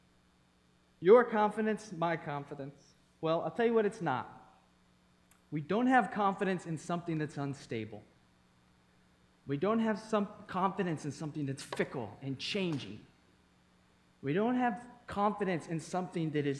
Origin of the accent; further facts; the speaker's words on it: East Coast, United States; moved away as an adult; also born or lived in Thailand; I grew up on the East Coast.